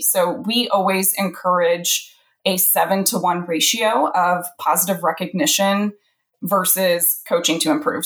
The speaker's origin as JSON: {"language": "English", "region": "central Illinois", "country": "United States", "tie": "born or raised there", "also_born_or_lived": "Alabama", "said": "I'm in central Illinois, which is actually where I grew up"}